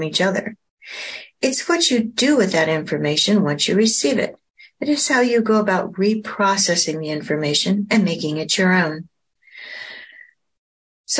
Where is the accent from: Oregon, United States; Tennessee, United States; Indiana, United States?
Oregon, United States; Oregon coast, United States; also born or lived in Portland, Oregon; I was born in Portland, Oregon, and spent much of my childhood on the Oregon coast